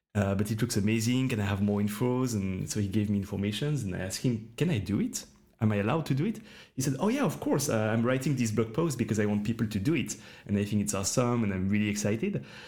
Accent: Switzerland; I'm from Switzerland

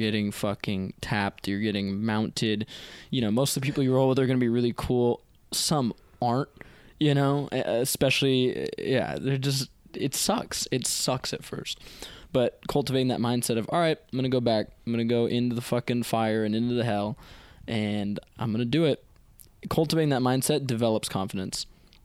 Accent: Palo Alto, California, United States; also born or lived in San Miguel de Allende, Mexico; Grew up in Palo Alto.

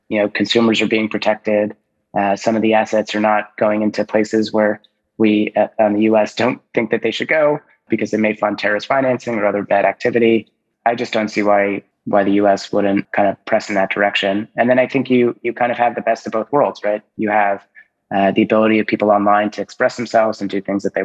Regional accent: New Jersey, United States; I'm from New Jersey too

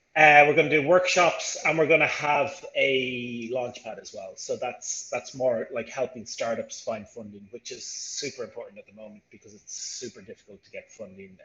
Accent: Ireland; moved away as an adult; now in Rio de Janeiro, Brazil; I'm originally from Ireland, but I'm in Rio for, well, I'm in Brazil for 15 years.

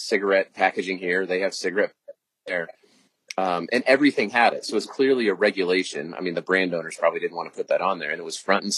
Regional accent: Williamsburg, Virginia, United States; I grew up in Williamsburg, Virginia

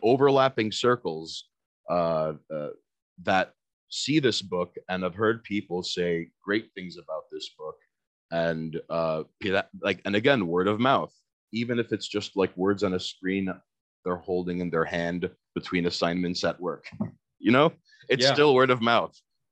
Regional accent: New York City, New York, United States; I'm born and raised in Queens

